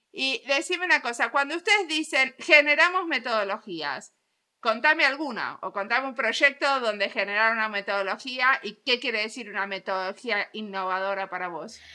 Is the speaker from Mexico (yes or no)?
no; Argentina; moved away as an adult; now in Finland; como argentina viviendo en Finlandia hace 21